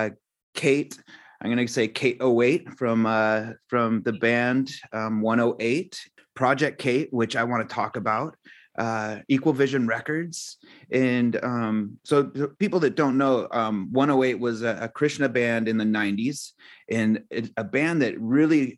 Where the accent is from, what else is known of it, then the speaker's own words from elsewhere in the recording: Santa Cruz, California, United States; I grew up in Santa Cruz